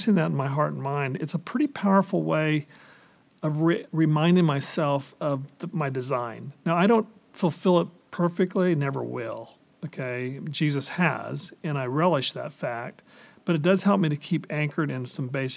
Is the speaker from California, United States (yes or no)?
yes; California, United States; I grew up in California, grew up primarily the Mexican American side of town, and went to a Mexican American church